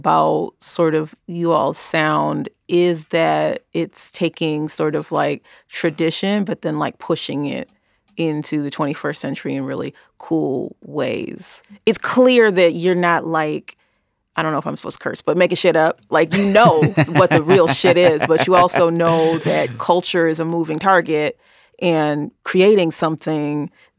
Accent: Chicago, Illinois, United States; I'm from Chicago.

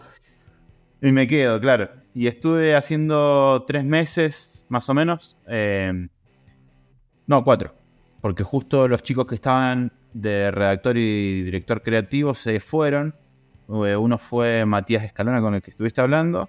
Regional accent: Río Negro, Argentina; now in Mendoza, Argentina; yo me vine a vivir acá a Mendoza en el año 2000 con una idea de ser periodista. Yo soy de Río Negro

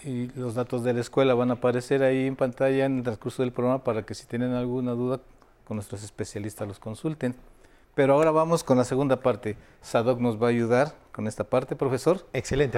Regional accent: Mexico; soy ciudadano mexicano y tengo interés este, en la cultura de mi país

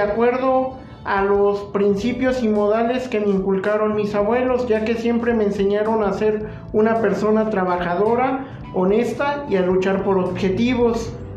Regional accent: Jalacingo, Veracruz, Mexico; soy originario de Jalacingo, Veracruz y mi domicilio se encuentra en esa misma ciudad

